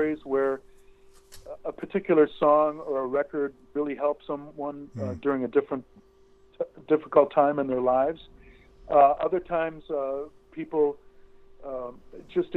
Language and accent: English; Racine, Wisconsin, United States; when I was a kid growing up in Racine, Wisconsin